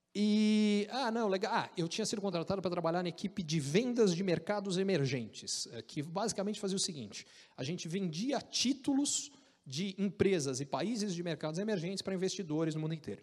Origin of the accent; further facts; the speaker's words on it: Brazil; moved away as an adult; also born or lived in United States; o pessoal não acredita que eu sou brasileiro, eles acham que eu sou argentino